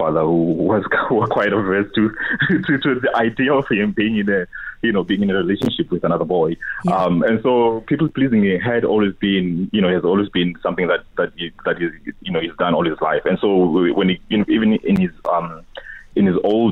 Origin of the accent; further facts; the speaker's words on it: South Africa; moved away; also born or lived in Cape Town; I'm from Mamingisi.